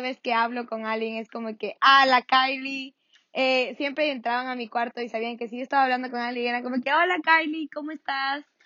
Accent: Ecuador; soy una mami ecuatoriana

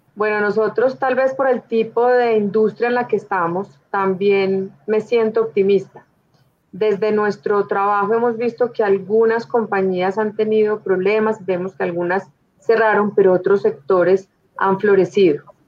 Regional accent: Manizales, Caldas, Colombia; yo soy de Manizales, una familia con raíces paisas

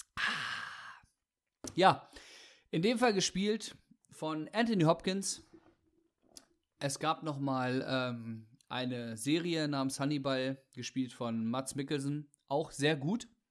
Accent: Germany; Wir sind halt Deutsche

